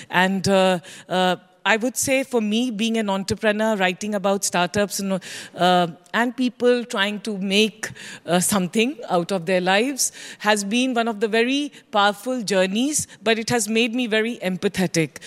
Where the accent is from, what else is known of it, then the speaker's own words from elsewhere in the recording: India; as an Indian, as an observer of Indian startup ecosystem